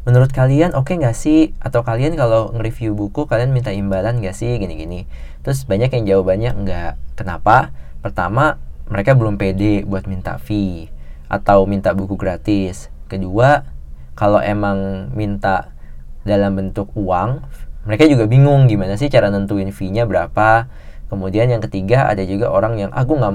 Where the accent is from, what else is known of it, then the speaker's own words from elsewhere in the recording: Java, Indonesia; apalagi orang Jawa gitu gue sendiri orang Jawa dan kayak rada pantang sih